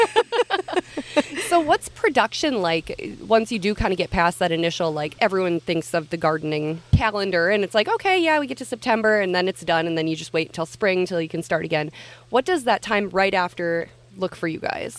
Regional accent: Long Prairie, Minnesota, United States; I grew up in Long Prairie

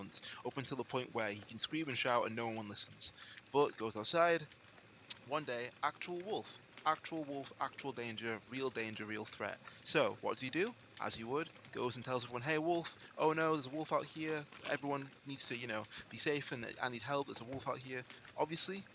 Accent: England, United Kingdom; I'm speaking as an English person in England

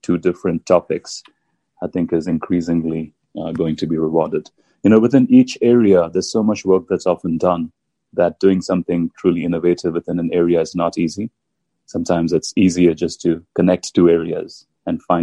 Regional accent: India; moved away as an adult; I grew up in India

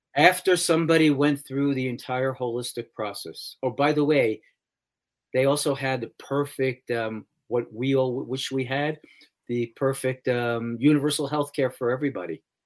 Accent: New York City, New York, United States; I grew up in New York City

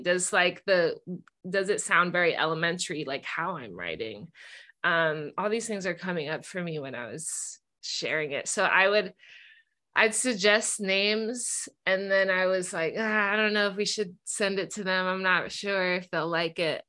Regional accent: Bay Area, California, United States; growing up in the Bay Area

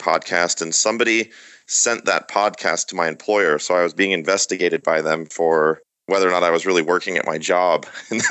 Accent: Michigan, United States; born or raised there; accent: American; moved away as an adult; also born or lived in Reading, England; now in San Diego, United States

